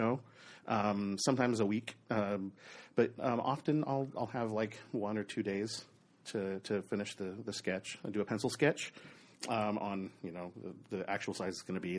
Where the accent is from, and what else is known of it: Oregon, United States; born or raised there; moved away; also born or lived in Southern California